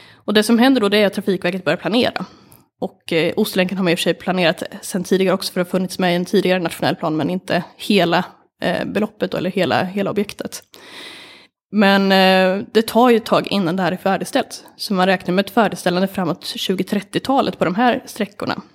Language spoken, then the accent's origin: Swedish; Sweden; jag är uppvuxen på landet